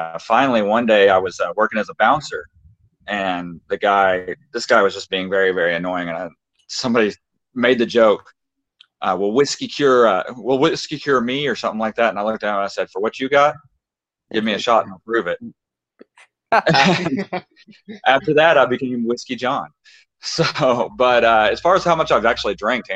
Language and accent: English; the South, United States; I grew up in the South, and I grew up in a very country family